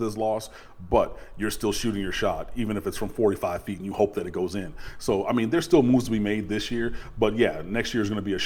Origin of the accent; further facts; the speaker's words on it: Detroit, Michigan, United States; moved away; I'm from Detroit, so I have family and friends who went to Michigan and Michigan State